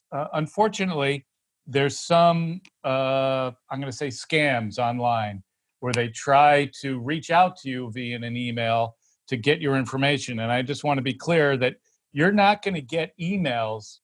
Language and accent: English; New York, United States; I'm a New Yorker